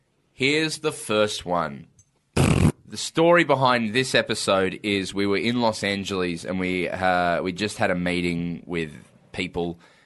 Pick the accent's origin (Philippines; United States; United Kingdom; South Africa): South Africa; now in Perth, Australia; We are two white South Africans.